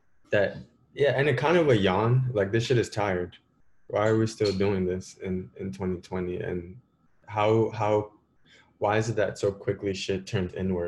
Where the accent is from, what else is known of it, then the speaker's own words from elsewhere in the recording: New York City, New York, United States; I am a writer from Uptown, the Bronx, slash the Heights, Uptown